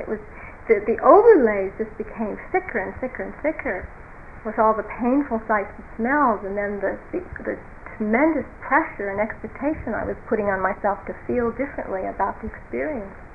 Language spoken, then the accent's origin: English; United States; being American